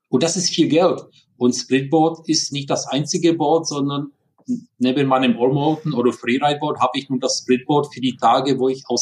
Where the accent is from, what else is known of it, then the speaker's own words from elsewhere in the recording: Prague, Czechia; German is a second language; moved away as an adult; now in Germany; Wie man hört, ich bin kein Deutscher, sondern ich bin in Prag geboren. Deswegen Entschuldigung für diese ja, leichte, starke Akzent